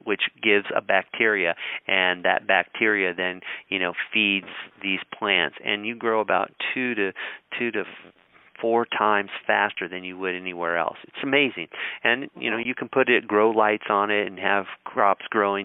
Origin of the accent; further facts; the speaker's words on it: Colorado, United States; I grew up in Colorado